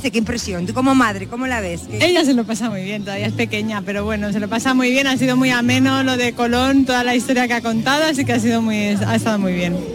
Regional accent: Mallorca, Balearic Islands, Spain; now in Switzerland; ¿Cómo te llamas? … ¿De dónde soy? Pues mis padres son de aquí, de Huelva, pero yo me he criado en Mallorca y ahora vivimos en Suiza, o sea que del mundo.

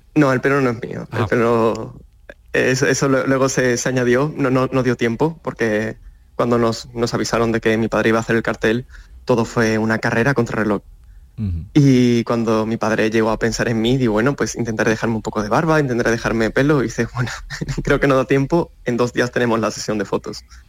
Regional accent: Seville, Andalusia, Spain; formar parte de, de la cultura sevillana. Yo le tengo muchísimo cariño eh, a, mi tierra y a, mi gente y mi cultura

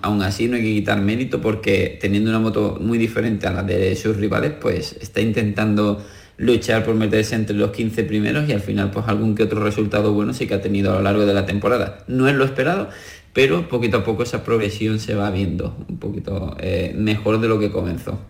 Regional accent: Andalusia, Spain; lo tenemos entre nosotros, entre los andaluces y como español

